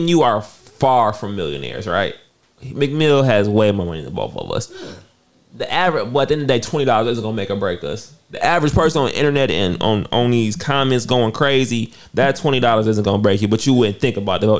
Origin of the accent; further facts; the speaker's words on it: Auburn Hills, Michigan, United States; also born or lived in Pontiac, Michigan; I was born in Pontiac. Pontiac is right next to Auburn Hills, but I was raised in Auburn Hills.